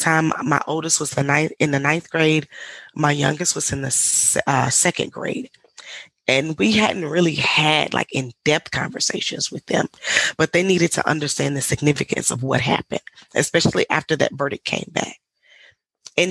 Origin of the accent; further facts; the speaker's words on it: Mississippi, United States; moved away as an adult; also born or lived in England; I was born and raised in a small town in Mississippi